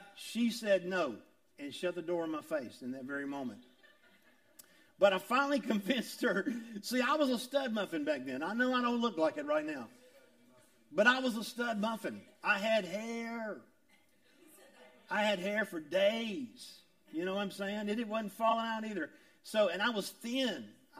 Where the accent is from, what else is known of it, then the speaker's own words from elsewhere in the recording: Augusta, Georgia, United States; I was from South Augusta. I was a poor kid from South Augusta